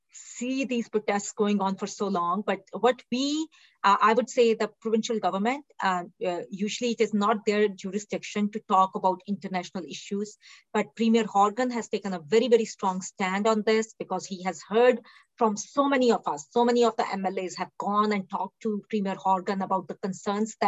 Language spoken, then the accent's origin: English; India; now in British Columbia, Canada; I was born in India, raised in India